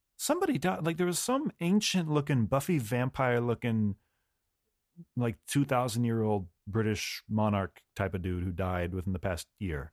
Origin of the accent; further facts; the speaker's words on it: United States; as an American